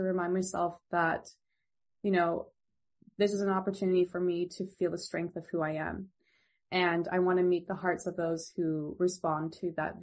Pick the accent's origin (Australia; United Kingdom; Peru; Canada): Canada; Ontario; I'm originally from Ontario